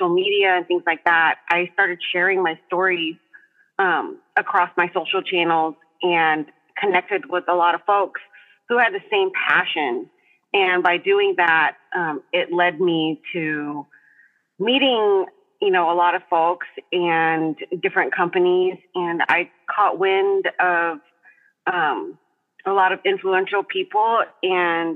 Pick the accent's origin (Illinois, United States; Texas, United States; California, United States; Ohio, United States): Texas, United States; Texas coast, United States; I was raised right here on the Texas coast.